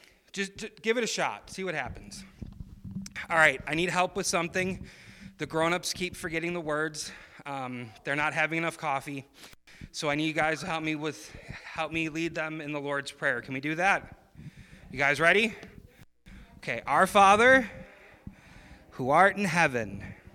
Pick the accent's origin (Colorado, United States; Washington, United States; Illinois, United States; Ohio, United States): Illinois, United States; Chicago; moved away; I grew up in Illinois, and in Chicago, where I lived